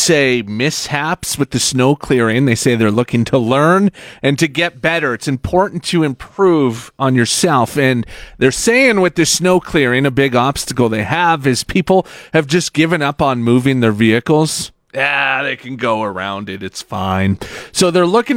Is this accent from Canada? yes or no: yes; Saskatchewan, Canada; now in Alberta, Canada; I'm from Saskatchewan, so when I moved here